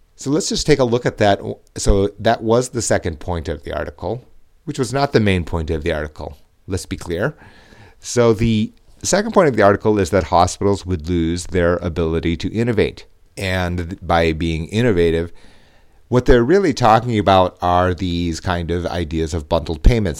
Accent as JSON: {"language": "English", "country": "United States", "tie": "born or raised there", "said": "I was born in the United States"}